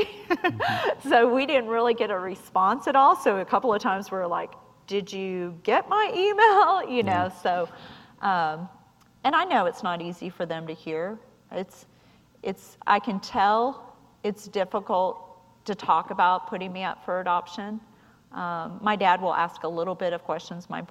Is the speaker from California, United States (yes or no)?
yes; San Diego, California, United States; me growing up in San Diego